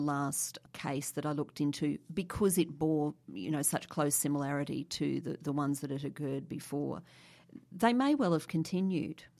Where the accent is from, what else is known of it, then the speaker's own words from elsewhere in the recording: Brisbane, Queensland, Australia; I grew up in Brisbane